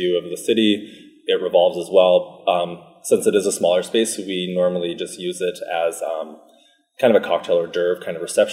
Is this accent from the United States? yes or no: no; Portage la Prairie, Manitoba, Canada; moved away as an adult; now in Winnipeg, Canada; I'm not from Winnipeg. Originally, I'm from Porter's Prairie, so yep. Just outside.